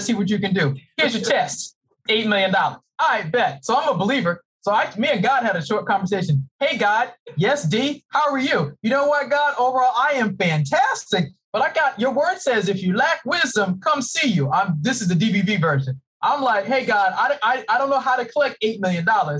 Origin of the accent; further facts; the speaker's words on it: Boston, Massachusetts, United States; moved away as an adult; now in Maryland, United States; I'm originally from Boston. I live in the great state of Maryland